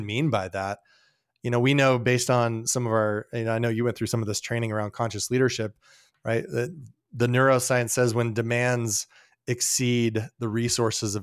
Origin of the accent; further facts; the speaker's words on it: Colorado Springs, Colorado, United States; I grew up in Colorado Springs, and I have a deep heart for that city.